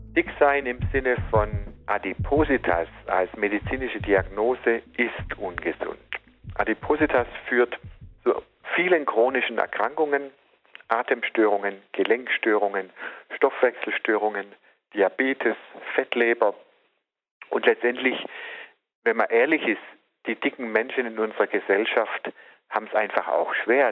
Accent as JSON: {"language": "German", "region": "Southern Germany", "country": "Germany", "said": "bei uns im Süden"}